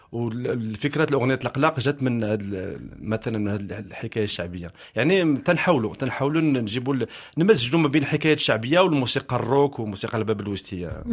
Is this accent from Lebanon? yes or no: no; Morocco; moved away as an adult; now in France; هاجرت من من بلادي المغرب